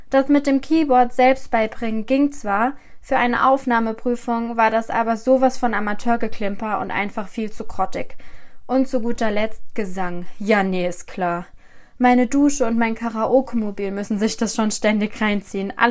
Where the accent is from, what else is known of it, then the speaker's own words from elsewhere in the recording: Rhineland-Palatinate, Germany; Zuerst einmal, ich komme aus Rheinland-Pfalz. Allerdings hat es mich für mein Studium auf die andere Seite des Rheinufers verschlagen, Baden-Württemberg. Hier bin ich in der Ostalb gelandet und als ob das für mich als Pfälzer Mädchen nicht schon schlimm genug wäre